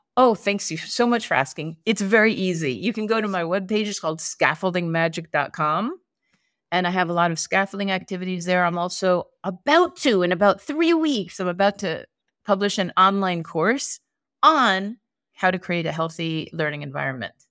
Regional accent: East Coast, United States; I grew up on the East Coast.

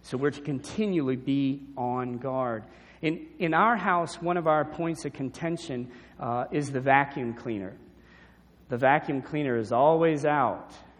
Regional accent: New Orleans, Louisiana, United States; growing up in New Orleans

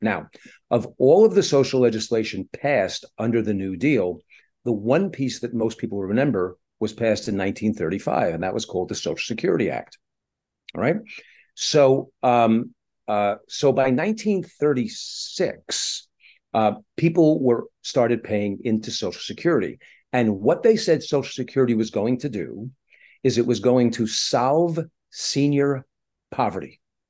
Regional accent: Brooklyn, New York, United States; also born or lived in Far Rockaway; now in Los Angeles, United States; I'm based in Los Angeles, but I'm originally from New York City. Grew up in Brooklyn and Far Rockaway in New York. I've been in Los Angeles for about 23 odd years.

